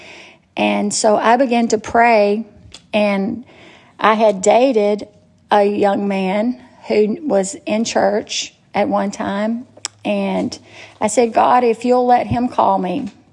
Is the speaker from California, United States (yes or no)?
no; Natchez, Mississippi, United States; I was born in Natchez, Mississippi, and I was born to great parents